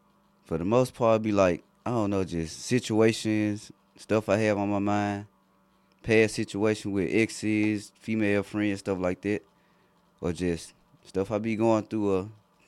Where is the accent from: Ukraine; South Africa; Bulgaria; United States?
United States; Memphis, Tennessee; born or raised there